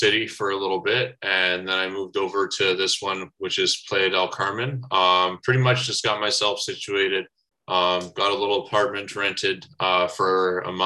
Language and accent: English; Brantford, Ontario, Canada; moved away; I grew up in Brantford, Ontario, a little bit of a small town, southern Ontario there